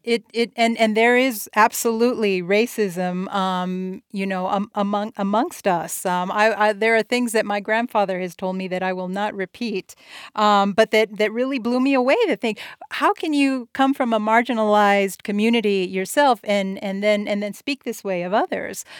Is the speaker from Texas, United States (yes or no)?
yes; El Paso, Texas, United States; I'm here, uh, in my hometown of El Paso, Texas